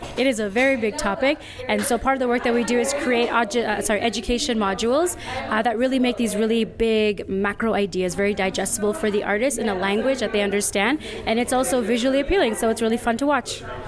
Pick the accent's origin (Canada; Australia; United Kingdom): Canada; Toronto, Ontario; now in Rwanda; I'm from Toronto, Canada. Currently living in Rwanda